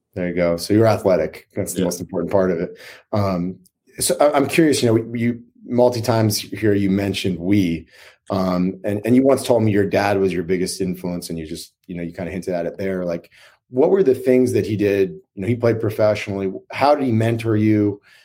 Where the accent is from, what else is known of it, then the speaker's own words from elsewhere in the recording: Maine, United States; I grew up in Maine